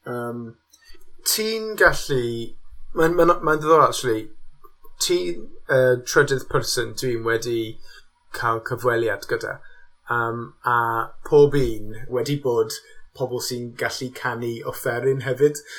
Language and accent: Welsh; Newport, Wales, United Kingdom; Welsh is a second language; dwi'n dod o gas newydd a dysgais i Cymraeg